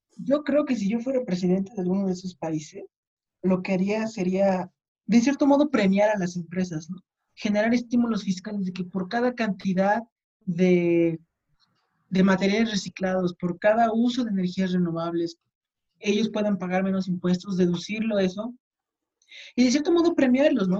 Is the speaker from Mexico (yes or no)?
yes; Mexico; nosotros como mexicanos